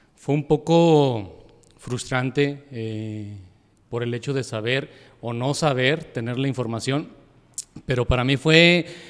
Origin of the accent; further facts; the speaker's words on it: Yahualica, Jalisco, Mexico; yo soy de Yagualica, soy de Yagualica